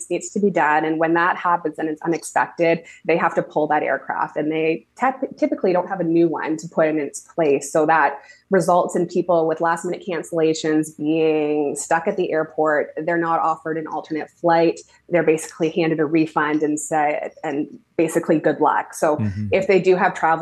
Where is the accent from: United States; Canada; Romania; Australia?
Canada; Toronto, Ontario; now in southwestern Ontario, Canada; I grew up in Toronto.